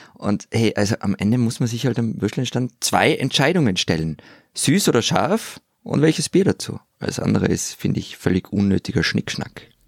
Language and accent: German; Innsbruck, Tyrol, Austria; meine Heimatstadt Innsbruck